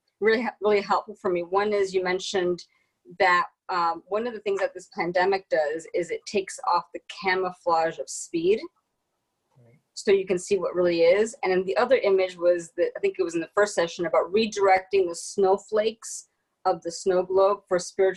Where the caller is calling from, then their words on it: Washington, District of Columbia, United States; I'm in Washington, D.C., where the police barricaded the cherry blossoms so that we wouldn't go near them.